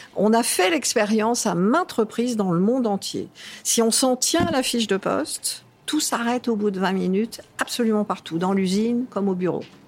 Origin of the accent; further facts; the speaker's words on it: Cannes, Provence-Alpes-Côte d'Azur, France; moved away; Je suis toujours dans le midi, puisque je suis canoise d'origine